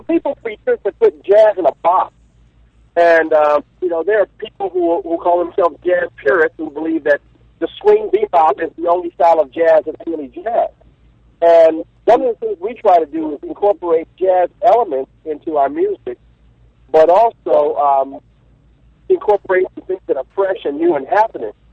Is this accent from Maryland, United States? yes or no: yes; Baltimore, Maryland, United States; now in Los Angeles, United States; I'm from the East Coast. I'm originally from Baltimore